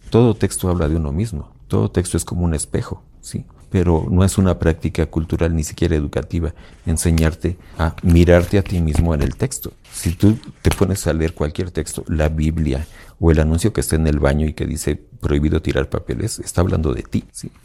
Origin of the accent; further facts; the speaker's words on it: Mexico; Y como mexicanos en general, la mayoría de la población donde yo crecí